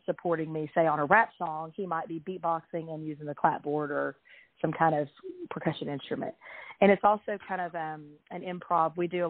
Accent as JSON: {"language": "English", "town": "Little Rock", "region": "Arkansas", "country": "United States", "tie": "born or raised there", "also_born_or_lived": "Vilonia, Arkansas", "said": "I was born and raised in Little Rock, Arkansas. Vilonia is about 25 miles north of Little Rock. So that's where I live now."}